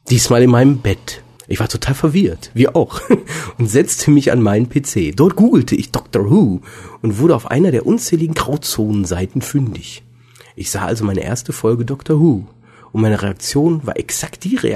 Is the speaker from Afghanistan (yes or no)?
no; Cardiff, Wales, United Kingdom; born there; ich bin in Cardiff geboren. Denkt euch den Rest.